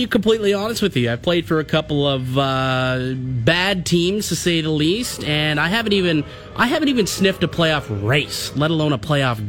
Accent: Russia; English is a second language; I'm from Russia, so, like, I didn't play the North American game until I was into my 20s.

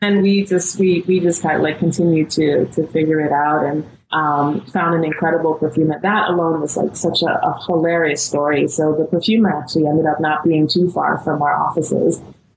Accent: Guyana; And I grew up in Guyana because we practice Hinduism.

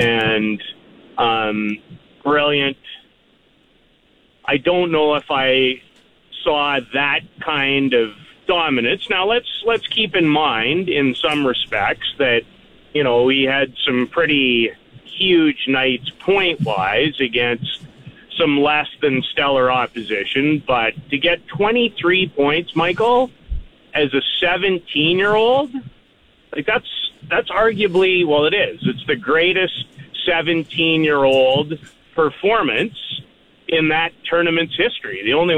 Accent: Canada; I'm incredibly proud of my heritage, but make no bones about it. I am Canadian through and through and through and through.

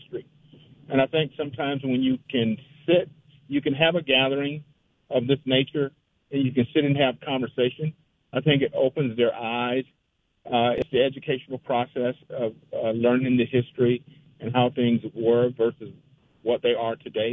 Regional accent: New Smyrna Beach, Florida, United States; I grew up in Florida. I grew up in a little small town, New Smyrna Beach

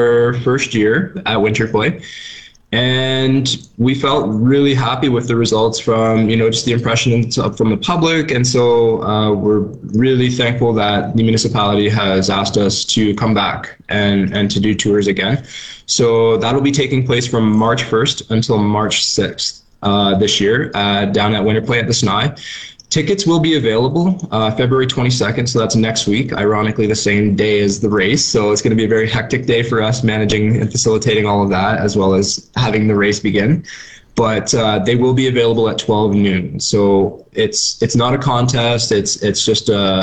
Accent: just north of Toronto, Ontario, Canada; moved away; I'm from Ontario, and this is something that I never would have experienced growing up in, you know, just north of Toronto

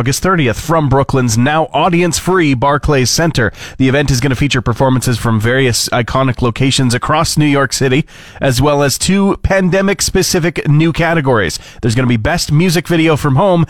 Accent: Fort McMurray, Alberta, Canada; moved away as an adult; also born or lived in Edmonton; when I moved out on my own from Fort McMurray into Capital City, into Edmonton

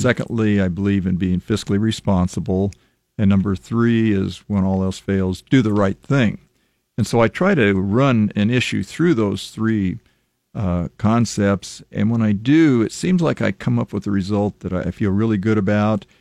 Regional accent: Lincoln, Nebraska, United States; I was born and raised here in Lincoln

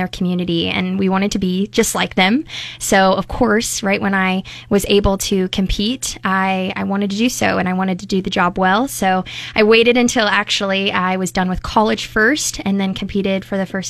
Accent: Omaha, Nebraska, United States; I grew up in Omaha, but really all of my family is from the Bertrand area

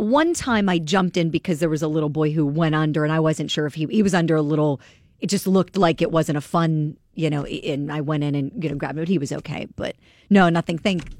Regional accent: Steubenville, Ohio, United States; now in Pennsylvania, United States; I grew up in Steubenville, Ohio, which isn't far from here.

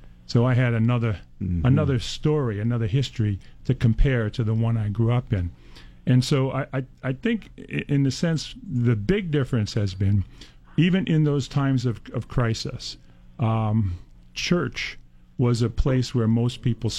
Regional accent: New York City, New York, United States; moved away; I grew up in Brooklyn, New York, in the times when there were gang wars, and the neighborhoods I grew up were divided racially. There were Italians, there were Polish, and there were Puerto Ricans, there were blacks.

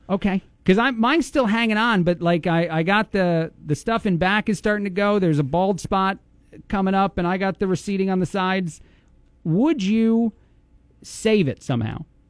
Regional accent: New Jersey, United States; moved away; I am from New Jersey

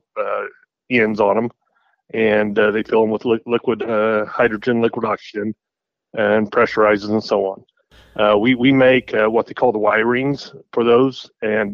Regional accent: Mark City, Kansas, United States; I actually took a machine tool program in Cali County. I'm from Mark City

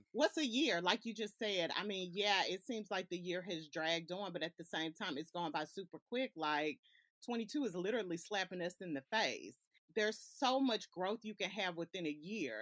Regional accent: Alabama, United States; also born or lived in California; I was born in California, and up until the age of six, my mom, she uprooted me and moved me to Alabama.

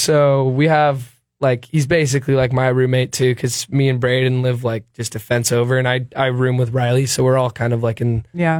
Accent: Sweden; born there; I was born in Sweden and all my family's over there.

